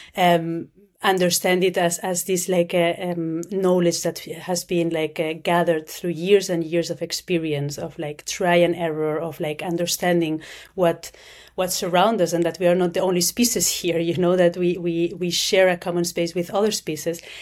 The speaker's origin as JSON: {"language": "English", "town": "Barcelona", "region": "Catalonia", "country": "Spain", "moved": "yes", "lives_now": "Zurich, Switzerland", "said": "I'm from Spain, I'm from Barcelona, but I'm based in, in Zurich, in Switzerland"}